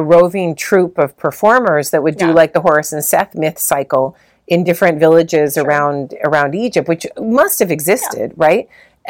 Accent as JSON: {"language": "English", "region": "London", "country": "United Kingdom", "tie": "born or raised there", "said": "like a London 70s, you know, we grew up in London, we have nothing, we have no money"}